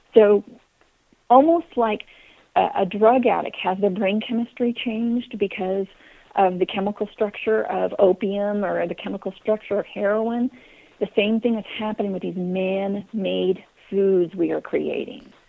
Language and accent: English; Kansas, United States; moved away; also born or lived in Texas; I grew up in Kansas, although I'm a Texas girl